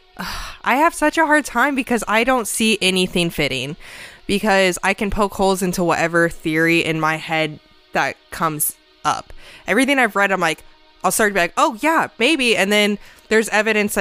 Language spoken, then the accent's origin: English; Indiana, United States; we grew up in Indiana. It's the Midwest